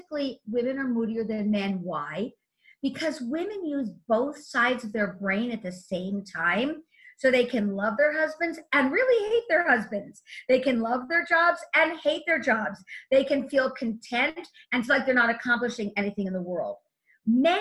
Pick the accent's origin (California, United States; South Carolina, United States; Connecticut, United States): California, United States; Los Angeles; I come from the Hollywood Hills where there's canyons